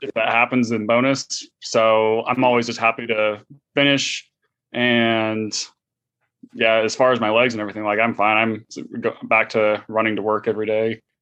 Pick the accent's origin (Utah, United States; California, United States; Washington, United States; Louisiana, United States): California, United States; San Francisco Bay Area; moved away as an adult; now in Houston, United States; I grew up in the San Francisco Bay Area.